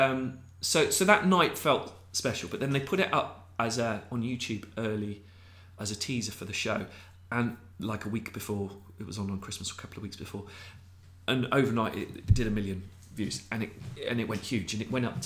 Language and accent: English; Abingdon, South East England, United Kingdom; We grew up in Abingdon in Peachcroft